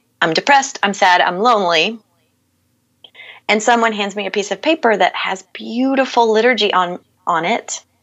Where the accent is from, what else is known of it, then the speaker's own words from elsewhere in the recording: Bible Belt South, United States; moved away as an adult; I grew up in the Bible Belt South